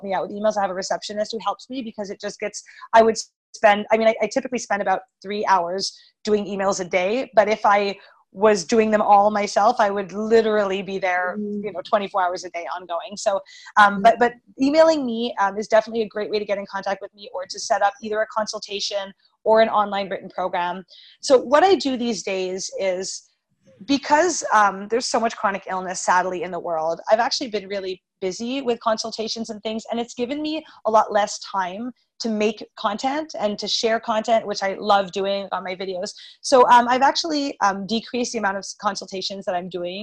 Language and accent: English; Montreal, Quebec, Canada; moved away as an adult; also born or lived in Florida; I'm from Montreal